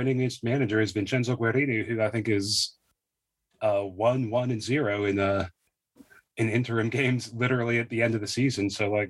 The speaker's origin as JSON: {"language": "English", "region": "Pacific Northwest", "country": "United States", "said": "I mean, we're both from the Pacific. We both live in the Pacific Northwest. Like, we know a thing or two about rain"}